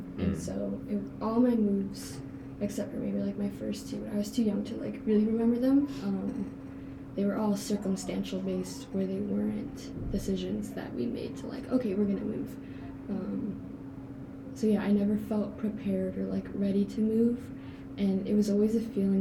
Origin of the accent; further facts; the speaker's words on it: Chicago, Illinois, United States; I still say Chicago because like I moved within Chicago, or like suburbs of Chicago